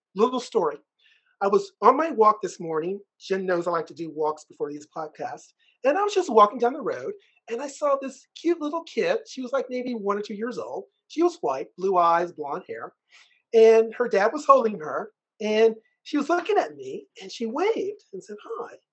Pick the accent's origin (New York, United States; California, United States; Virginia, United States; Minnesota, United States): Virginia, United States; Richmond; I was born in Richmond, Virginia